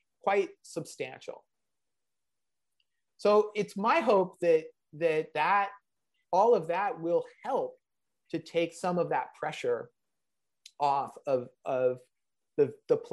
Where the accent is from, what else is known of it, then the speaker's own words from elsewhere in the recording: San Diego, California, United States; I grew up in San Diego